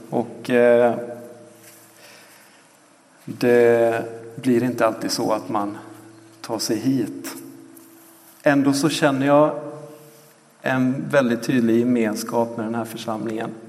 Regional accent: Ecuador; Eh, jag växte upp i Ecuador, föddes där på 3000 meters höjd och eh, sprang runt där på gatorna och torgen eh, och lekte med de ekvatorianska barnen. Och på många sätt så blev Ecuador mitt hem

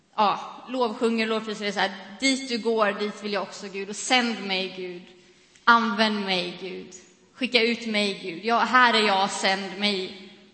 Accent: Sweden; vi som svenskar

